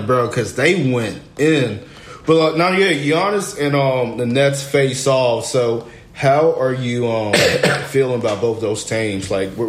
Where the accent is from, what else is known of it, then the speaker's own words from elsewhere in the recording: Newark, New Jersey, United States; Born and raised Newark, New Jersey.